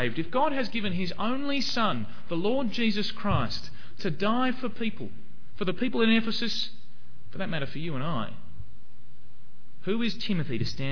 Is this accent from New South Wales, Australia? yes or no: no; Hobart, Tasmania, Australia; moved away; I used to go to a church in Hobart, in Sandy Bay. That's where I come from. I'm from Tasmania.